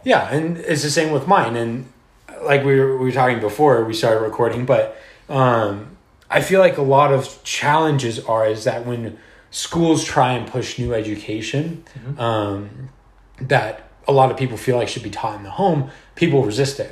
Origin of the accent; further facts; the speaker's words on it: Southern California, United States; I'm from Southern California